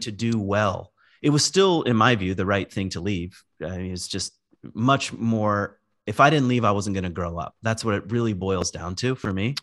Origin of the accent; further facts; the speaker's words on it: Virginia, United States; moved away; also born or lived in Michigan; I grew up in Virginia in the woods. I lived, when we moved to Michigan, I lived far out